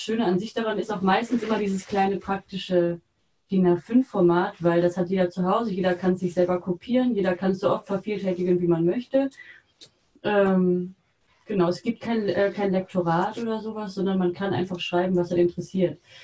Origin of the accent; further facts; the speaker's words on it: Mülheim an der Ruhr, North Rhine-Westphalia, Germany; bei uns in Mülheim an der Ruhr